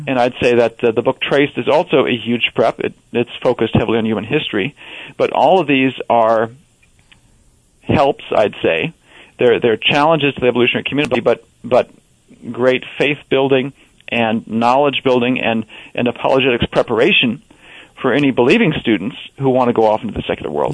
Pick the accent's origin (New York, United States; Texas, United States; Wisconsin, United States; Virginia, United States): Wisconsin, United States; growing up in Wisconsin